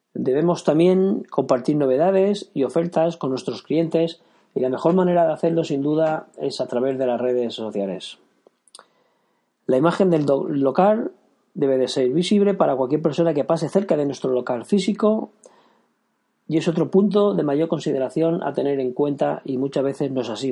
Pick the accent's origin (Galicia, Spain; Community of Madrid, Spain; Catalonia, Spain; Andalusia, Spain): Catalonia, Spain; Girona; soy de Gerona